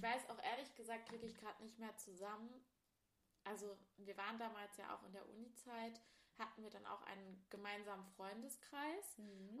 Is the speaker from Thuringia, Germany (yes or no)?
yes; Ilmenau, Thuringia, Germany; in Ilmenau, das ist im Süden Thüringens, wo wir beide aufgewachsen sind